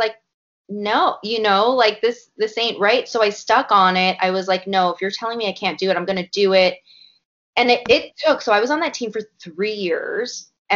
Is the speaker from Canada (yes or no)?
yes; Canada; a Canadian myself